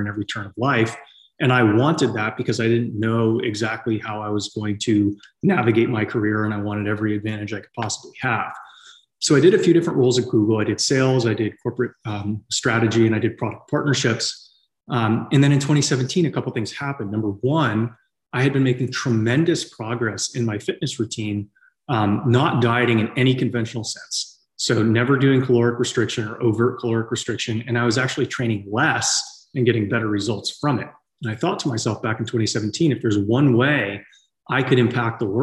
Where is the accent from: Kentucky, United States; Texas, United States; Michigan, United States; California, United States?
California, United States; San Francisco Bay Area; moved away as an adult; also born or lived in Tennessee; I grew up in the San Francisco Bay Area in, the 90s